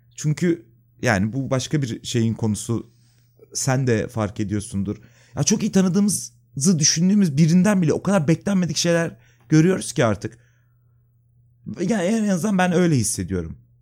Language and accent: Turkish; İzmit, Kocaeli, Turkey; moved away as an adult; now in Istanbul, Turkey; Yani işte ben İzmitliyim. İşte İzmit'te doğdum. Orada okudum. 99'da İstanbul'a geldim depremden sonra